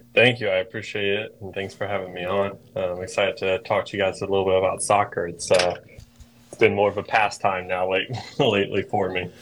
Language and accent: English; Greensboro, North Carolina, United States; I grew up in Greensboro, North Carolina